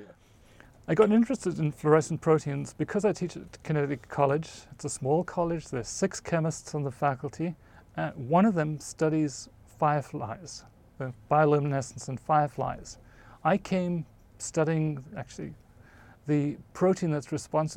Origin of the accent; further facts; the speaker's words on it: South Africa; moved away; I grew up in South Africa, right in the middle of the country